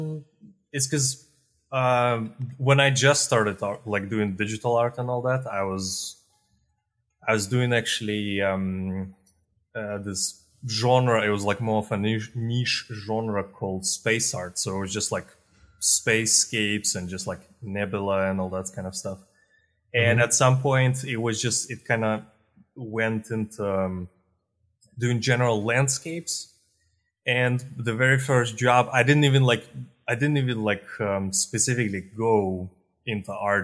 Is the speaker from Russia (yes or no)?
yes; Russia; moved away as an adult; also born or lived in Eastern Europe; now in Spain; I'm born in Eastern Europe, in Russia, actually.